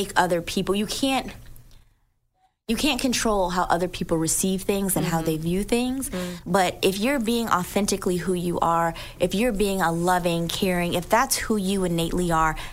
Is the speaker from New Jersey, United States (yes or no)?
yes; New Jersey, United States; I'm from New Jersey. She went to New Jersey so that we were all born in Jersey